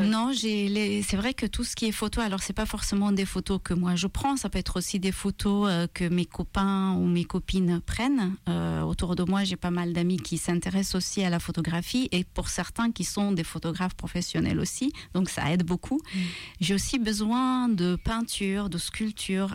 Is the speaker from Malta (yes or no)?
yes; Malta; French is a second language; moved away; Je viens de Malte